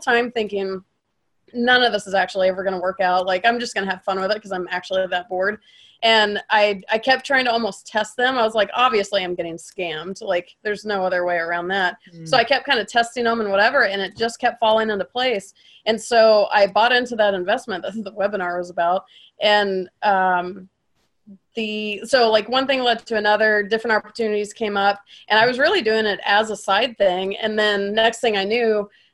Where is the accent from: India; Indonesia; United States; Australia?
United States; Atlanta, Georgia; moved away; I'm from Atlanta.